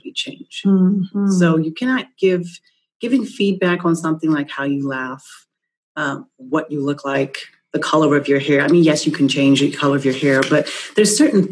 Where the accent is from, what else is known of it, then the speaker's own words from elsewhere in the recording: New York, United States; I'm from New York. I consider myself a New Yorker